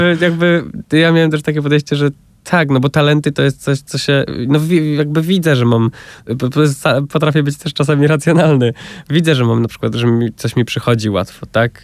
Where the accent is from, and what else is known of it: about 60 km from Warsaw, Masovian Voivodeship, Poland; born or raised there